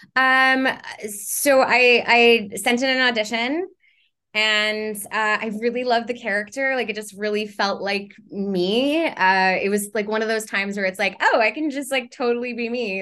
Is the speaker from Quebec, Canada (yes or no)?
yes; Montreal, Quebec, Canada; moved away; I'm from Montreal